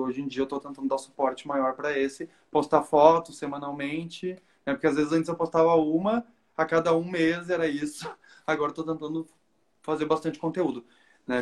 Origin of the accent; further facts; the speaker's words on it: Porto Alegre, Rio Grande do Sul, Brazil; eu sou de Porto Alegre